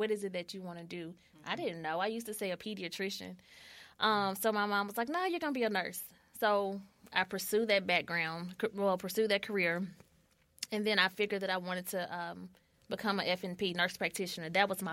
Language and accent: English; Oakland, Tennessee, United States; now in Memphis, United States; I'm from a small part called Oakland, Tennessee